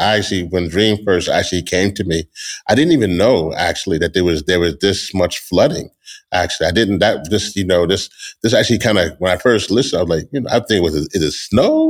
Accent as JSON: {"language": "English", "region": "Louisiana", "country": "United States", "said": "I am originally from Louisiana. That is my community"}